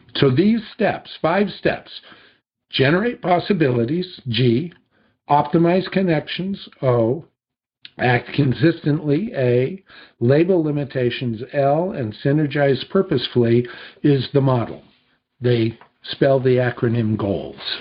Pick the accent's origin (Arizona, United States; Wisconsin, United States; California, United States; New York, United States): California, United States; two miles from Disney Studios; I had grown up just two miles from Disney Studios